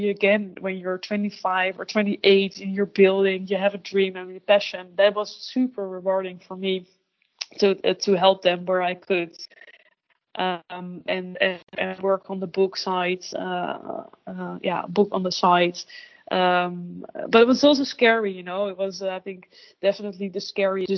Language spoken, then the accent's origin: English; Netherlands; first language Dutch; English is a second language; also born or lived in London, United Kingdom / Amsterdam, Netherlands; I really miss my mother tongue and like being able to make jokes in Dutch